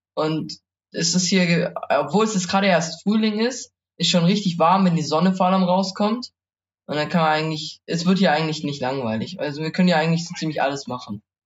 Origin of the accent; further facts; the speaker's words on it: Maichingen, Baden-Württemberg, Germany; moved away; bei uns in Meichen, wir haben ja zigtausend Fußballplätze